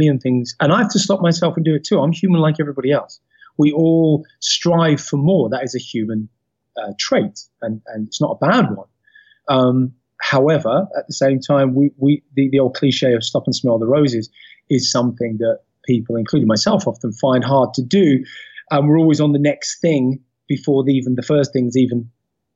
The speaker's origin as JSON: {"language": "English", "region": "London", "country": "United Kingdom", "said": "I was from Peckham, Southeast London"}